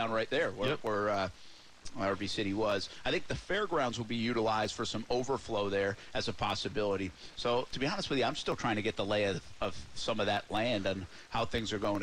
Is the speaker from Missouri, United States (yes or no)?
no; East Providence, Rhode Island, United States; moved away; I'm from Rumford, Rhode Island, which is East Providence, Rhode Island.